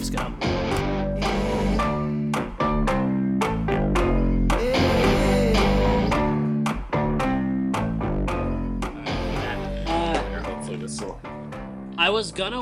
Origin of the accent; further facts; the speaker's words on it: Cincinnati, Ohio, United States; I grew up in Cincinnati, Ohio